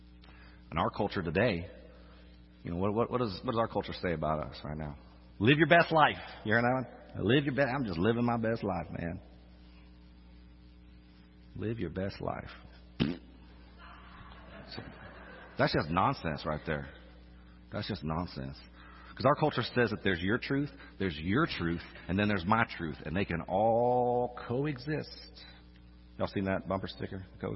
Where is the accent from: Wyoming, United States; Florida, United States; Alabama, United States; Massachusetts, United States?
Florida, United States; Orlando; moved away as an adult; also born or lived in Arkansas; now in Louisiana, United States; I'm from Orlando, by the way. That's a different kind of Florida.